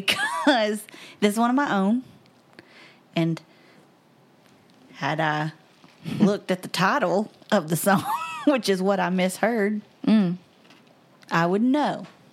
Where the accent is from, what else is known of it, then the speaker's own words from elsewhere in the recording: the South, United States; accent: southern; we're from the South, and we tend to speak with an accent.